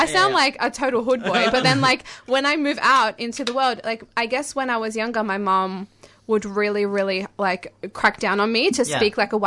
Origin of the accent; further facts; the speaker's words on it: Melbourne, Victoria, Australia; I was born here